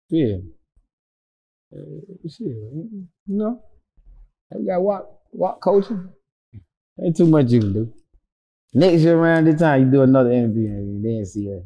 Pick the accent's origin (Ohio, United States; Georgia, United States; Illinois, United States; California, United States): Georgia, United States; I'm the only one that was that I'm from Georgia.